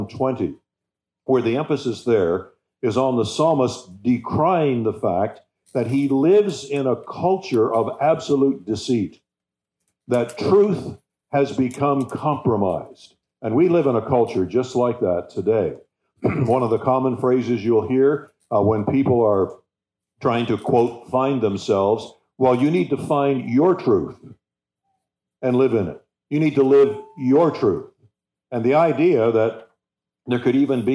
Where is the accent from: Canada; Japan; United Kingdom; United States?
Canada; As a Canadian